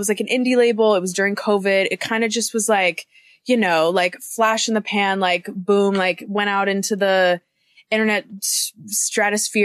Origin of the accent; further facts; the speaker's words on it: St. Louis, Missouri, United States; moved away; I grew up in St. Louis, Missouri, in like just like a random suburb. It was called Kirkwood